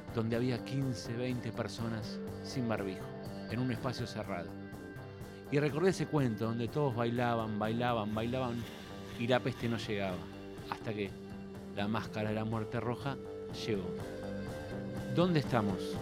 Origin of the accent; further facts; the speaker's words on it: Argentina; nosotros como argentinos